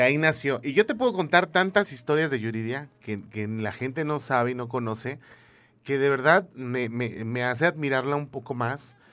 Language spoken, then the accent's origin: Spanish; Mexico; como buen mexicano